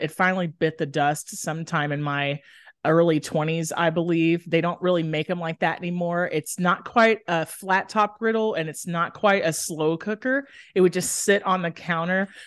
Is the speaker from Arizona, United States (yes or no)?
no; Dallas, Texas, United States; also born or lived in Austin, Texas; I grew up in Dallas, Texas.